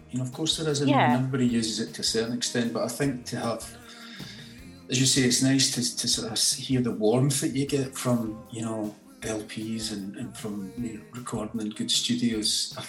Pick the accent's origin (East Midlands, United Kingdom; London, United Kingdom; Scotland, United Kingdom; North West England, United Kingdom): Scotland, United Kingdom; Glasgow; I mean, I'm obviously, you know, I'm Scottish, I'm from